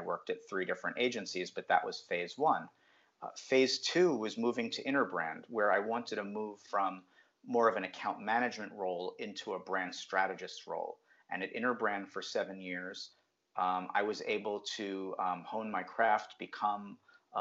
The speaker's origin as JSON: {"language": "English", "region": "New Jersey", "country": "United States", "tie": "born or raised there", "also_born_or_lived": "Brooklyn, New York", "said": "Well, I grew up in New Jersey, just a little bit south of New York City. I was actually born in Brooklyn, New York."}